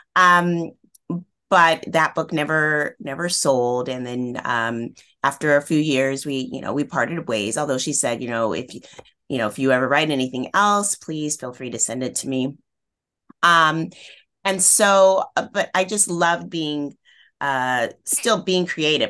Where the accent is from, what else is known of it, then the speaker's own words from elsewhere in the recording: Northern California, United States; where I grew up in Northern California